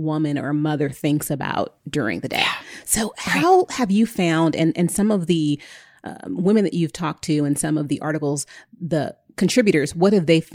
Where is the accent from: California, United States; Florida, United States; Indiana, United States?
California, United States; also born or lived in New York; I'm from California